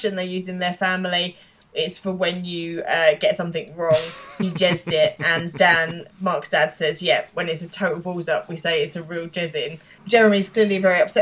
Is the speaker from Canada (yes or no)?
no; England, United Kingdom; we are English